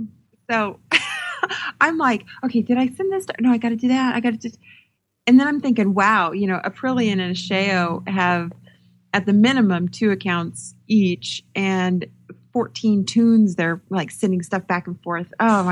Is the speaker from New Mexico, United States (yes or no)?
yes; New Mexico, United States; But growing up in New Mexico, I heard that a lot.